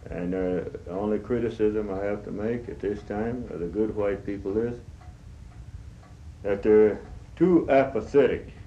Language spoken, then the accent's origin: English; United States; that is, I'm an Indian.